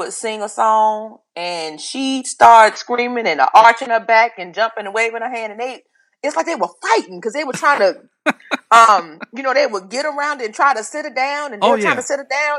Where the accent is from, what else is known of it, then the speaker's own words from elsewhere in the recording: Charlotte, North Carolina, United States; I grew up in Charlotte, North Carolina.